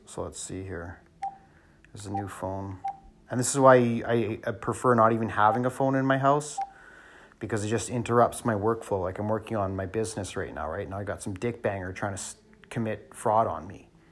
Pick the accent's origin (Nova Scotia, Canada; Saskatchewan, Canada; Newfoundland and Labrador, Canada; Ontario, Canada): Ontario, Canada; Thunder Bay; also born or lived in Sault Ste. Marie, Ontario; now in British Columbia, Canada; I was born in Sault Ste. Marie, Ontario. I grew up in Thunder Bay, Ontario. I live in British Columbia